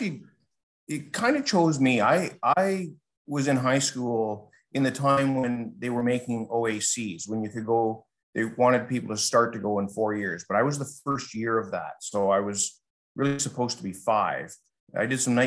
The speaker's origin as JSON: {"language": "English", "town": "Bond Head", "region": "Ontario", "country": "Canada", "tie": "born or raised there", "said": "I'm from a small town called Bond Head. It's north of Toronto."}